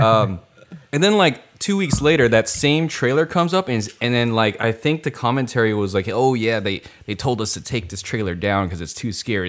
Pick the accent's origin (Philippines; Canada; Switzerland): Philippines; Filipino. I'm Filipino.